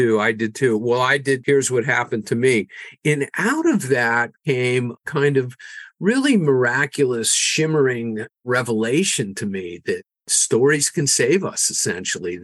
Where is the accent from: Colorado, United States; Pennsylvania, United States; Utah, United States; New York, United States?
Pennsylvania, United States; Pittsburgh; moved away as an adult; also born or lived in North Carolina; my hometown of Pittsburgh